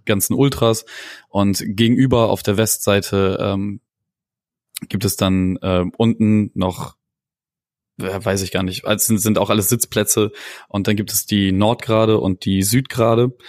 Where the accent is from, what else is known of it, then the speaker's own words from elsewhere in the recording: Bremen, Germany; accent: nordisch; also born or lived in Munich; geboren wurde ich dann im schönen München, äh, weil mein Vater kurz vor meiner Geburt äh, ein nicht auszuschlagendes Angebot von BMW bekommen hat und dann da mit ähm, Frau und Kind und äh, Kind im Bauch runtergezogen ist. Und äh, dann haben wir drei Jahre da gewohnt. Meine Mutter wollte unbedingt wieder an äh, in Norden